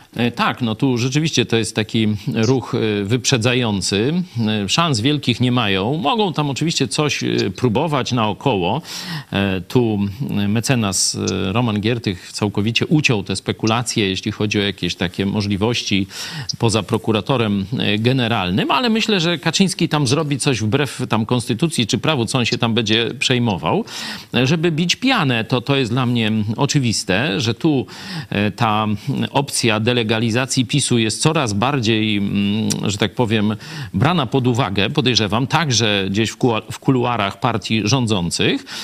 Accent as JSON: {"language": "Polish", "town": "Lublin", "region": "Lublin Voivodeship", "country": "Poland", "said": "jesteśmy z Lublina, nawet dość z tej samej, można powiedzieć, dzielnicy"}